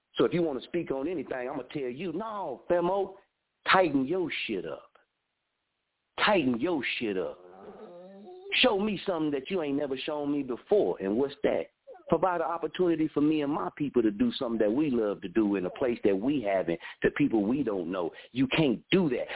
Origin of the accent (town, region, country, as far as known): Muskogee, Oklahoma, United States; born or raised there; also born or lived in Wichita